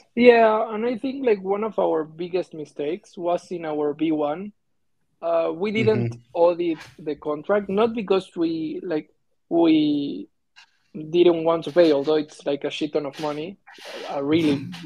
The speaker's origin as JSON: {"language": "English", "country": "Argentina", "said": "I'm from Argentina"}